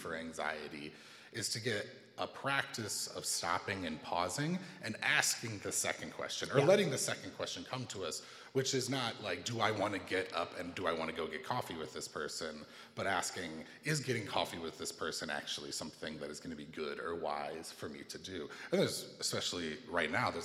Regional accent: United States; growing up in America

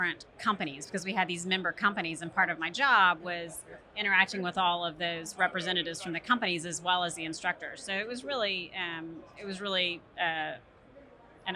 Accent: Houston, Texas, United States; also born or lived in Tennessee; I grew up in Houston

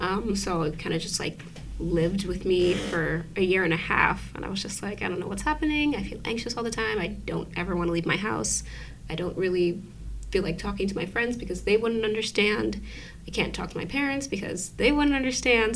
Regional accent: New York City, New York, United States; I was born and raised in Brooklyn.

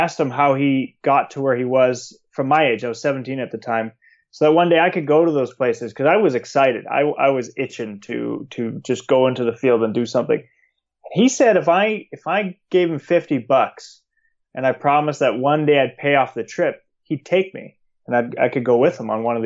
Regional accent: Calgary, Alberta, Canada; I grew up in Calgary in the foothills of the Rockies.

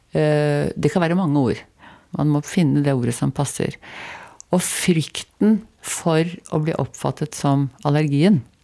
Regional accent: Oslo, Norway; Jeg vokste opp eh, helt i Eh, kjernen, altså på grensen til Nordmarka. Og det, der var det en slalåmbakke som er nedlagt nå, som heter Rødkleiva

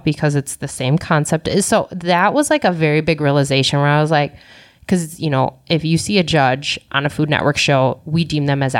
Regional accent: Alaska, United States; born there; He's one of 11 from Alaska. That's where my parents met. That's where I was born.

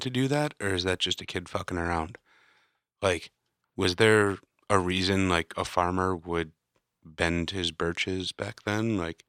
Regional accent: Chicago, Illinois, United States; moved away; also born or lived in Alaska; I spent a lot of time there growing up in Chicago.

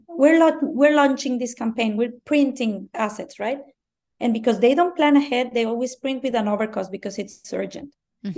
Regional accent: Mexico; first language Spanish; English is a second language; I'm Mexican. English is my second language.

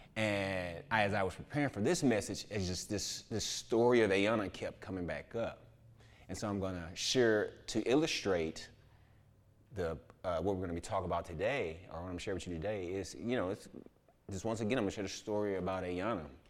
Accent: Houston, Texas, United States; I'm from Houston

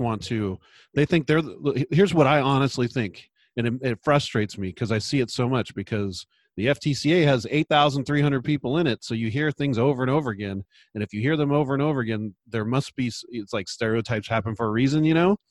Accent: San Luis Obispo, California, United States; moved away as an adult; now in Portland, United States; practiced in my hometown, San Luis Obispo, California

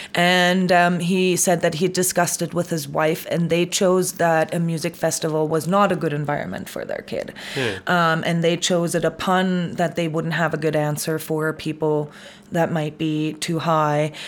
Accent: Munich, Bavaria, Germany; moved away as an adult; now in Canada; I'm from Munich

